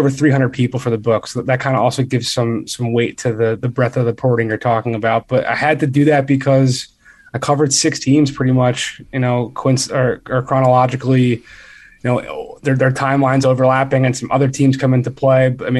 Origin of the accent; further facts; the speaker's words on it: Philadelphia, Pennsylvania, United States; moved away as an adult; also born or lived in Boston; I grew up in Philly.